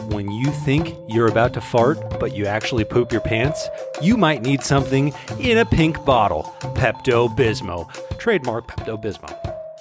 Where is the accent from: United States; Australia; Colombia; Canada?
United States; San Diego, California; moved away; I grew up in San Diego